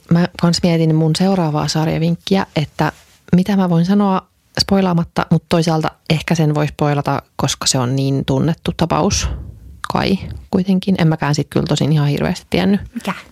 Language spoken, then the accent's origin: Finnish; Sweden; Kato, kun mä, mä ruotsalaisena niin tiedän kaikki.